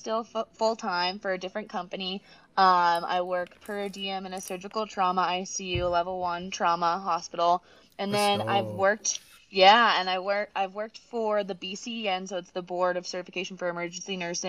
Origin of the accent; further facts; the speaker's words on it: Boston, Massachusetts, United States; moved away as an adult; also born or lived in Gallup, New Mexico / Four Corners region; now in Flagstaff, United States; I'm from Boston originally